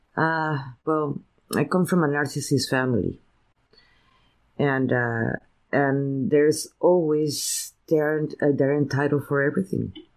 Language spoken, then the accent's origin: English; Veracruz, Mexico; now in United States; my parents are from San Antonio, Texas, I was raised in Veracruz, Mexico